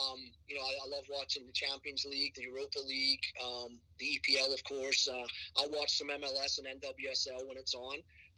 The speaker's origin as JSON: {"language": "English", "town": "Houston", "region": "Texas", "country": "United States", "tie": "born or raised there", "also_born_or_lived": "Scotland", "said": "My middle sister, myself, and my parents moved to Houston, so I went to high school all through growing up in Houston, and then stayed on to go to college."}